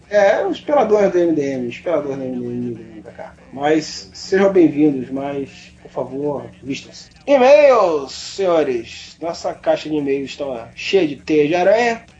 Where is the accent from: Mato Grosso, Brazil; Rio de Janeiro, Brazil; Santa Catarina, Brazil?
Rio de Janeiro, Brazil; eu sou carioca